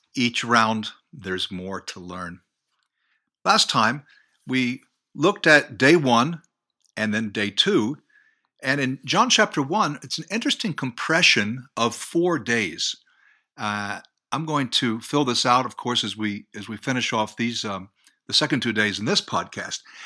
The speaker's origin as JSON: {"language": "English", "country": "United States", "tie": "born or raised there", "said": "I grew up near New York, about ten miles away"}